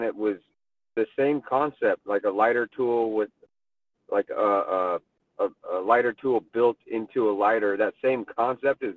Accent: Moscow, Idaho, United States; moved away as an adult; now in Portland, United States; I grew up in Idaho, in Moscow, Idaho

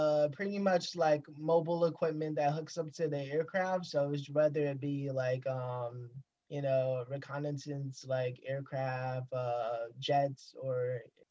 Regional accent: Jackson, Mississippi, United States; I'm from Jackson, Mississippi, born and raised here.

